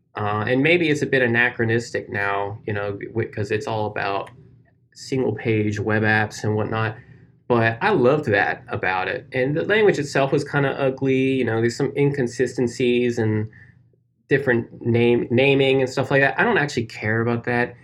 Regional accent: United States; my home state's beer

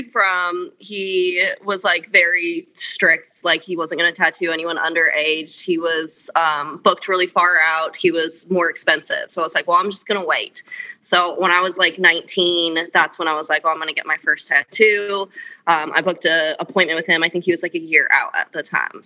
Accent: Fruita, Colorado, United States; also born or lived in Meeker, Colorado; I grew up in a town called Fruta, which is like just another small town

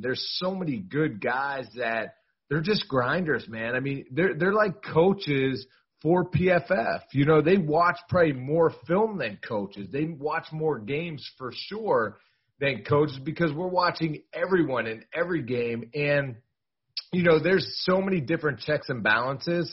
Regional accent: Pittsburgh, Pennsylvania, United States; I'm from Pittsburgh

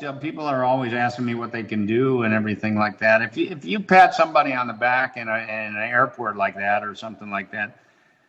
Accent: Highland Park, Illinois, United States; moved away; That's where I grew up

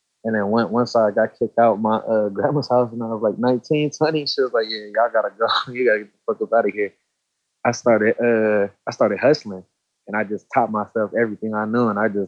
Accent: Los Angeles, California, United States; I grew up in East Hollywood, around like Santa Monica, Western side.

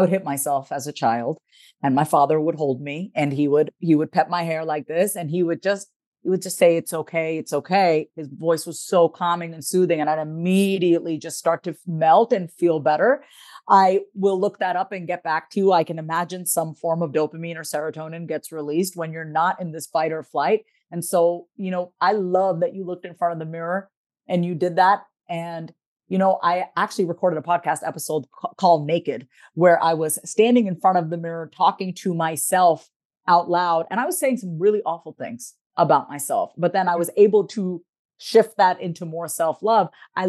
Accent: India; I mean, you know, being Indian, all we eat is rice. I have like this nice Indian rice belly

